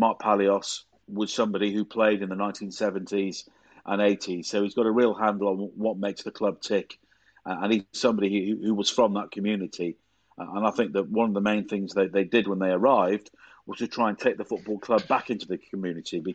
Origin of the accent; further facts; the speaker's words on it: Chester, North West England, United Kingdom; And I was brought up in Chester.